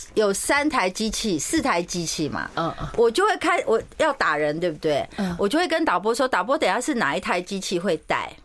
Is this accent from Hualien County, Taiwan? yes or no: no; Taipei, Taiwan; first language Mandarin; also born or lived in Tainan; 我在三十岁之前是不会讲台语，虽然我是台南人，可是因为我从小在台北长大，我就是在台南医院出生，我爸妈就到台北来哦